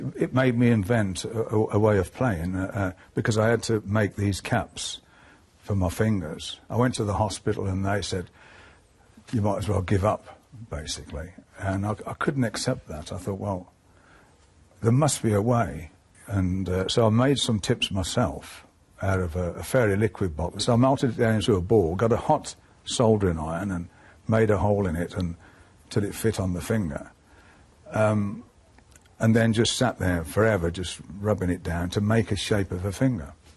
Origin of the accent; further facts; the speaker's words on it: Birmingham, West Midlands, United Kingdom; accent: Brummie; where we came from is, is, is the background of, of, of our music, um, with the industrial side of it and being brought up around